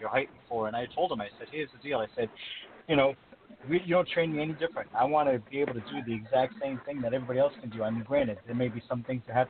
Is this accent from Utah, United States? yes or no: no; Rhode Island, United States; my home state of Rhode Island